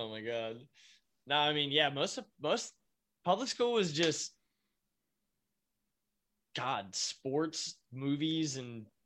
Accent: United States; I am, but I'm from America.

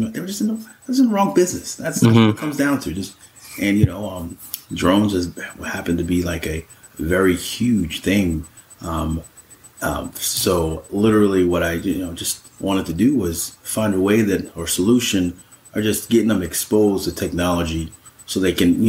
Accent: Shirley, New York, United States; I'm originally from Long Island, North Shirley in Suffolk County, New York. Was born and raised.

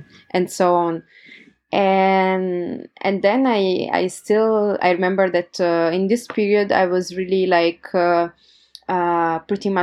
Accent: Turin, Piedmont, Italy; my hometown, Turin, in Italy

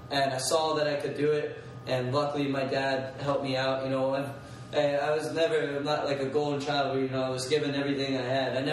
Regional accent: Atlanta, Georgia, United States; Everyone asks me when I tell them I'm from Atlanta.

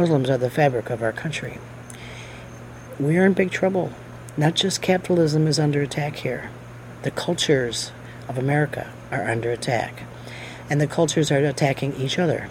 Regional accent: United States; as an American, as a worker, as a Marine, all the things that I am

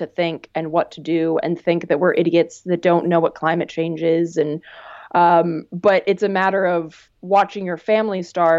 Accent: North Carolina, United States; moved away; I grew up in North Carolina. And so I, you know, I grew up among like rural Southern folks.

